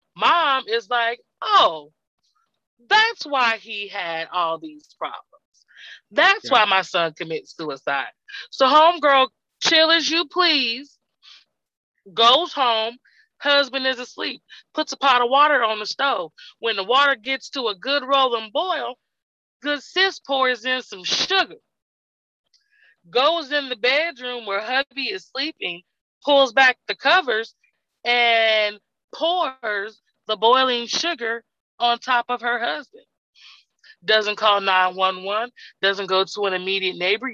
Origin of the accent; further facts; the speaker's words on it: Texas, United States; I'm from Texas